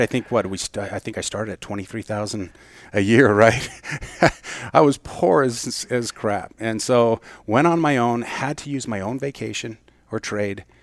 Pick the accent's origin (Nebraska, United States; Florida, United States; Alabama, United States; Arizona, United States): Arizona, United States; Mesa; I was born and raised in Mesa